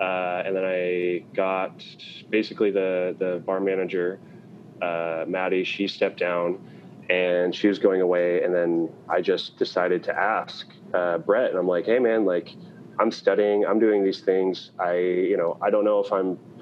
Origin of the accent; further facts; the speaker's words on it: Portland, Oregon, United States; now in Moscow, Idaho, United States; I was born in Portland.